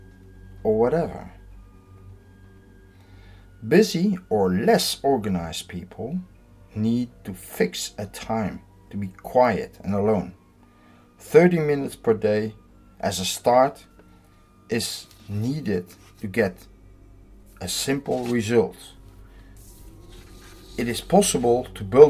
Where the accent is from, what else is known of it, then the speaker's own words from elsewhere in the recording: Netherlands; I'm from the Netherlands.